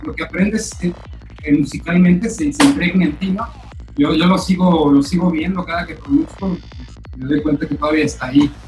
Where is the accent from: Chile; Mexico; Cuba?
Mexico; Michoacán; now in Playa del Carmen, Mexico; origen michoacano, platicando actualmente en Playa del Carmen.